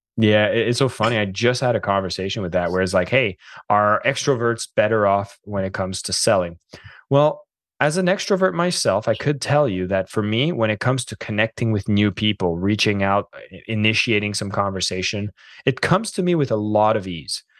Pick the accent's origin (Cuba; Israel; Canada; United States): Canada; I'm French Canadian